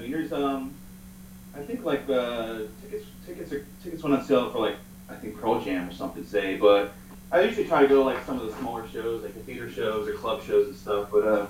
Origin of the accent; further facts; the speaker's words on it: Jamaica; So I'm like Jamaican.